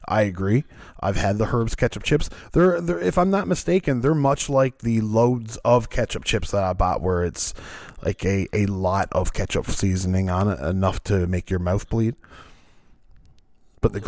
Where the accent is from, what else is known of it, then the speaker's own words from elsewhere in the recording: Canada; I'm Canadian